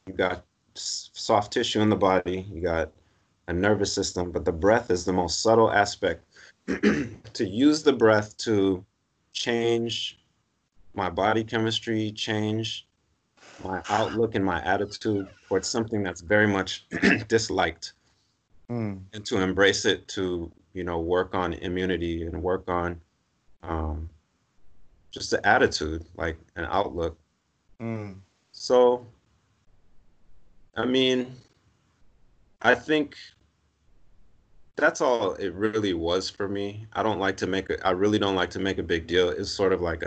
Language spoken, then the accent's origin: English; Los Angeles, California, United States; I'm from Los Angeles, Southern California. So I grew up in sunny, warm weather.